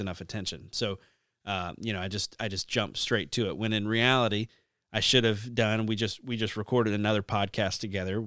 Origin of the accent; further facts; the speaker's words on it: the South, United States; growing up in the South